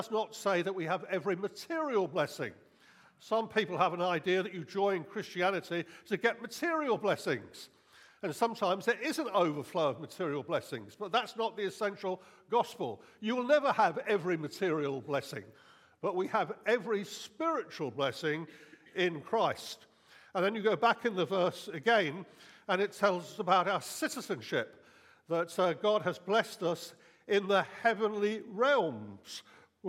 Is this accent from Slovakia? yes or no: no; United Kingdom; I'm British. I'm a British citizen.